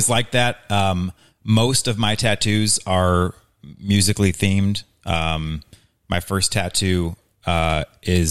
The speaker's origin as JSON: {"language": "English", "town": "Hazelwood", "region": "Missouri", "country": "United States", "tie": "born or raised there", "also_born_or_lived": "Mississippi", "lives_now": "St. Charles, United States", "said": "I grew up in Hazelwood, Missouri"}